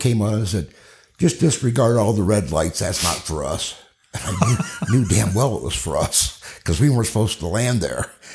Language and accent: English; Cedar Rapids, Iowa, United States; I grew up in Cedar Rapids, Iowa.